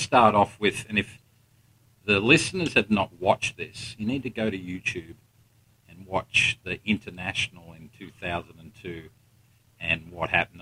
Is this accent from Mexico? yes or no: no; Melbourne, Victoria, Australia; I grew up in Melbourne